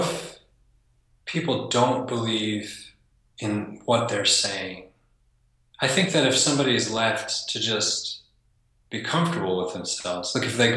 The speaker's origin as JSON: {"language": "English", "region": "East Coast", "country": "United States", "tie": "born or raised there", "said": "I grew up on the East Coast with an Italian family"}